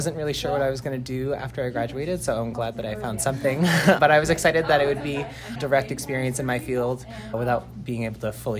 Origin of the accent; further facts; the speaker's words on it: Lewiston, Maine, United States; I'm originally from Lewiston, Maine, and I went to Oak Hill High School in Wales.